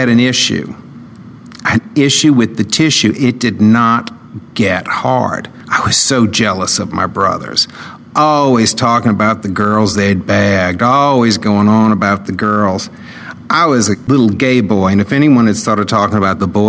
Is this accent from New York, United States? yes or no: no; New Orleans, Louisiana, United States; I grew up in New Orleans, Louisiana